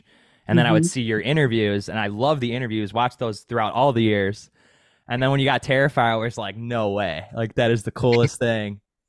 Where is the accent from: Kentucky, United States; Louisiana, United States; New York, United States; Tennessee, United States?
New York, United States; Buffalo; I'm from New York. I'm from Buffalo